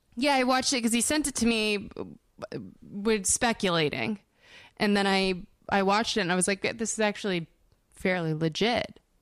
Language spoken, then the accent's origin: English; Denver, Colorado, United States; now in Los Angeles, United States; in Denver where I'm from